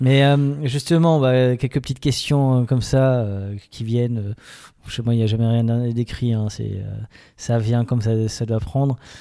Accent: Alsace, Grand Est, France; on est des Alsaciens

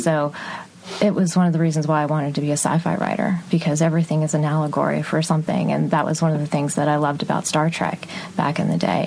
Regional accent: Texas, United States; I grew up in Texas

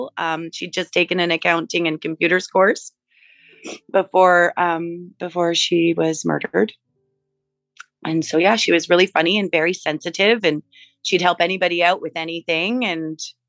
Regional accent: Burnaby, British Columbia, Canada; We grew up in Burnaby

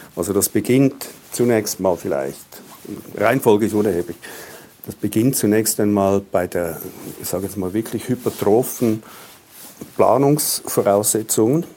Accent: Switzerland; als Schweizer

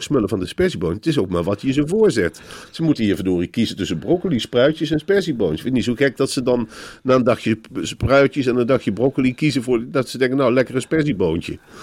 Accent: Arnhem, Gelderland, Netherlands; die Germaanse drang die ik toch in me heb als Arnhemmer

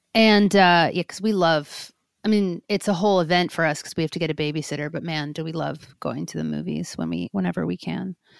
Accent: New York, United States; I grew up in New York, too

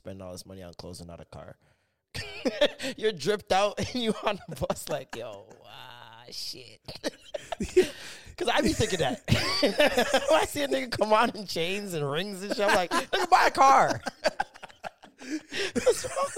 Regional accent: Toronto, Ontario, Canada; also born or lived in Rexdale, Toronto; I grew up in Rexdale when like I was like 4 or 5. Then I moved to Scarborough

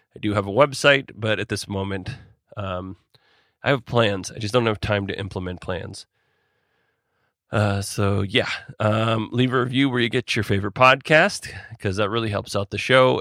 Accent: Alaska, United States; I'm from Alaska, and most of my family and friends work in some way around

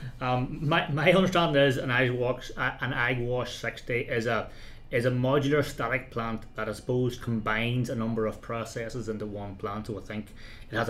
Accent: Tyrone, Northern Ireland, United Kingdom; the village I grew up in Tyrone

